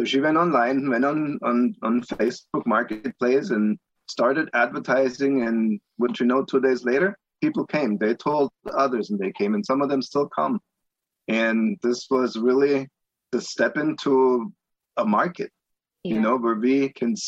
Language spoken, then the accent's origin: English; Augsburg, Bavaria, Germany; moved away as an adult; also born or lived in Palm Beach, Florida; now in Monticello, United States; I grew up in Augsburg, Germany, which is about 30 miles west of Munich, so southern Bavaria